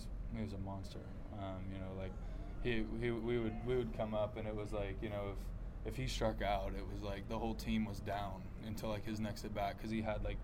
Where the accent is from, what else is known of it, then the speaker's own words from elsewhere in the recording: Magnolia, Texas, United States; Magnolia, you know, Magnolia's home. It's, I got a ton of friends there, a ton of people that I call family. You know, it's where I grew up. I moved there when I was one